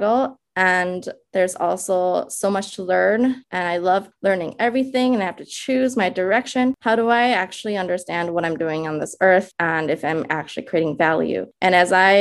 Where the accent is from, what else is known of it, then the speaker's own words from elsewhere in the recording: Minnesota, United States; English is a second language; also born or lived in China; now in New York, United States; In my early days, as I was growing up in Minnesota, of all places, where we landed, I remember being a child living in the Midwest, learning English